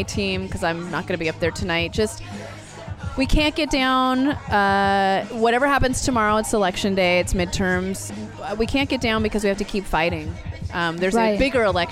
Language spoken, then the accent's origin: English; United States; also born or lived in San Francisco; we were Americans